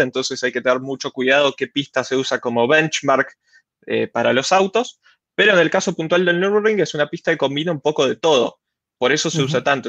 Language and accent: Spanish; Rosario, Santa Fe, Argentina; como buen, buen rosarino